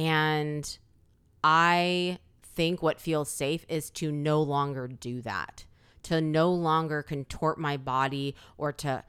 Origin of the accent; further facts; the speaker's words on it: South Korea; born there; I have Korean parents or that I was born in Korea or that I speak Korean.